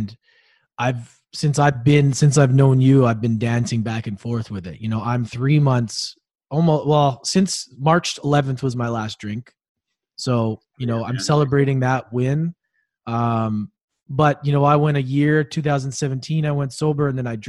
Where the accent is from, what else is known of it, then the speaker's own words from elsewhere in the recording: Canada; moved away as an adult; also born or lived in Australia; being Canadian, even living in Australia